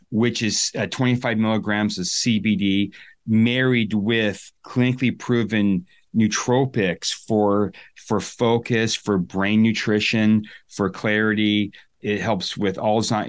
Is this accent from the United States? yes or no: yes; Sun Valley, Idaho, United States; I'm from the U.S., right? I'm from Sun Valley, Idaho